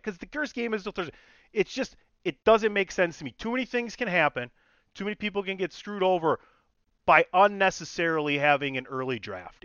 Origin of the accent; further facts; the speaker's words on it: Milwaukee, Wisconsin, United States; I am born and raised in Milwaukee